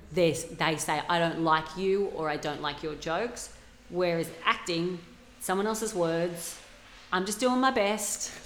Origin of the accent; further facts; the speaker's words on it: Australia; accent: regional Australian; I grew up in a small town. That's how my dad speaks.